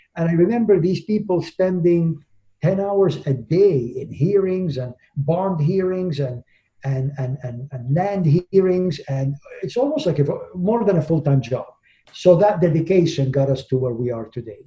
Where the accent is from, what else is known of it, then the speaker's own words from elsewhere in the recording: Miami, Florida, United States; I'm from Miami